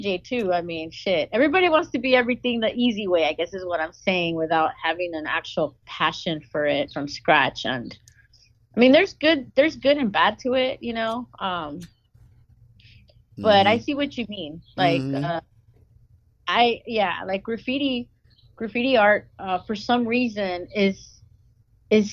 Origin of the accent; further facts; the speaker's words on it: Los Angeles, California, United States; growing up in Los Angeles